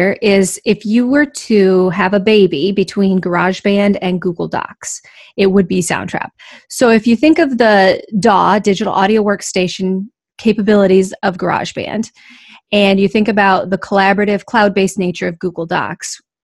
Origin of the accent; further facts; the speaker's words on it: Iowa, United States; I was born in Iowa, and I spent most of my teaching career in Iowa